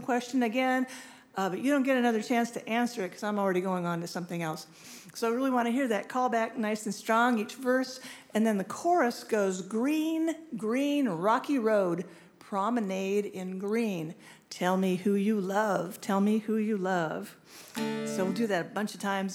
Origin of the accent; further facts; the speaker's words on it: Winfield, Kansas, United States; now in Minnesota, United States; I was born in Winfield, Kansas